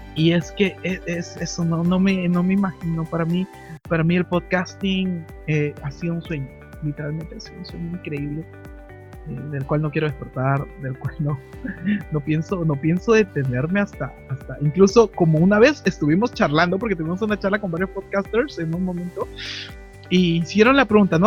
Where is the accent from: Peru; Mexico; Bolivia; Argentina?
Peru; Lima; soy de Perú exactamente, de la ciudad de Lima